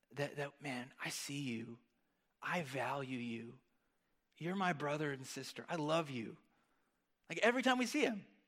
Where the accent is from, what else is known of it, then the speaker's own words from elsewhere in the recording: United States; as an American